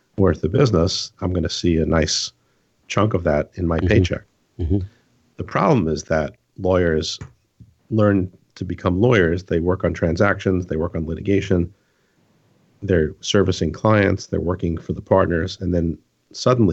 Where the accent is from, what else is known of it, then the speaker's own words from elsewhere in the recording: New York, United States; So I'm from New York